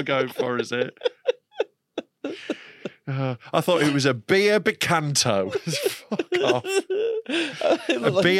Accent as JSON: {"language": "English", "town": "Knaresborough", "region": "Yorkshire and the Humber", "country": "United Kingdom", "tie": "born or raised there", "said": "I'm doing a show in my hometown, Knaresborough"}